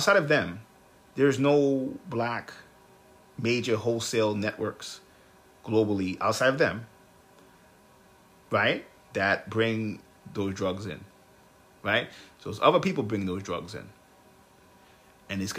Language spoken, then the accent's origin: English; United States; I'm American